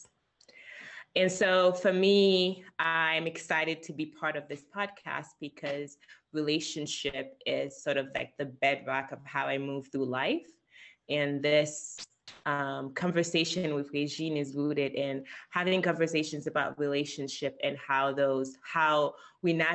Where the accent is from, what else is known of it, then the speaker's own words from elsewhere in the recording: Haiti; somebody who was born and raised in Haiti